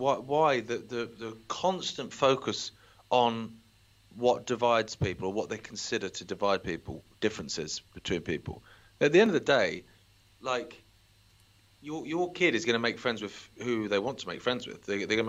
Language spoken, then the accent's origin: English; Isle of Wight, South East England, United Kingdom; when I grew up on the Isle of Wight, there was one... I'm trying to think now. There wasn't a single black child in my primary school or my middle school or my high school.